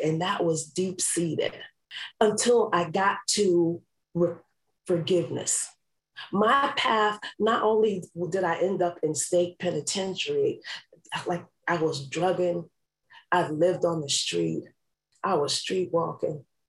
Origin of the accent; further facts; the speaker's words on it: New York City, New York, United States; I grew up in New York City